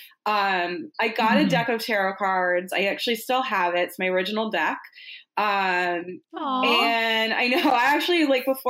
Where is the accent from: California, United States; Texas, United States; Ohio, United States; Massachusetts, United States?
Massachusetts, United States; Boston; I grew up in Boston